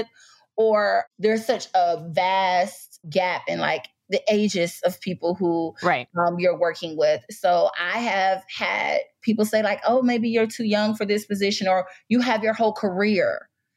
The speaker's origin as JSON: {"language": "English", "town": "Detroit", "region": "Michigan", "country": "United States", "moved": "as an adult", "lives_now": "Washington, D.C. area, United States", "said": "I'm originally from Detroit, Michigan, and went to Michigan State undergrad"}